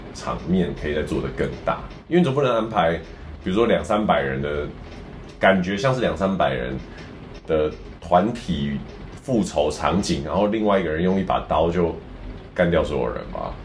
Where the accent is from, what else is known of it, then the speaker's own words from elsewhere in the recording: Taiwan; 身为台湾人